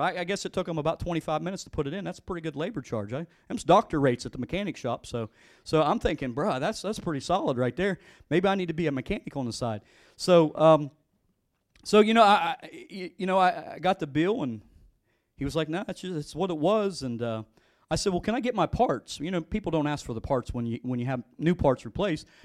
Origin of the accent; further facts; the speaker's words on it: West Virginia, United States; We're from West Virginia